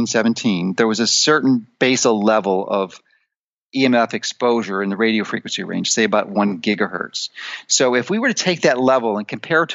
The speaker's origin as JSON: {"language": "English", "town": "Chicago", "region": "Illinois", "country": "United States", "tie": "born or raised there", "moved": "as an adult", "said": "I grew up in Chicago. I spent 55 years there"}